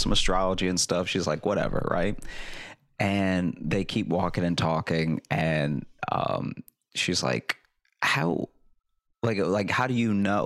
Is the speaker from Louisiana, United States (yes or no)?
yes; Louisiana, United States; moved away; also born or lived in Chicago / New York; I grew up in Louisiana